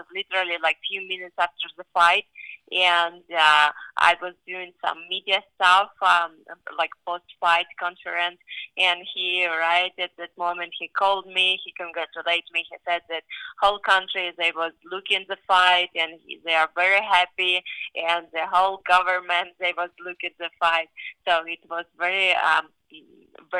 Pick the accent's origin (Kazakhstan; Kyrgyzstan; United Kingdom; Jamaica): Kyrgyzstan; now in Las Vegas, United States; I've been very last time in my home country 8 years ago